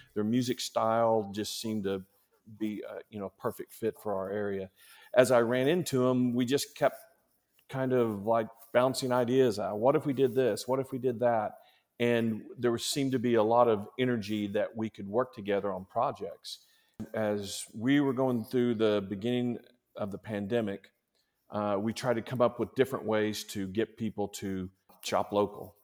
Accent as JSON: {"language": "English", "town": "Chickasha", "region": "Oklahoma", "country": "United States", "tie": "born or raised there", "moved": "as an adult"}